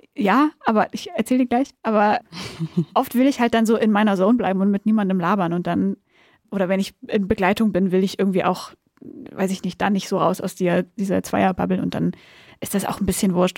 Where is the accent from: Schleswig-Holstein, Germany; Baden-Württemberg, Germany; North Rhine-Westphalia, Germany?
Baden-Württemberg, Germany; Backnang; moved away as an adult; now in Berlin, Germany; ich komme aus Südwestdeutschland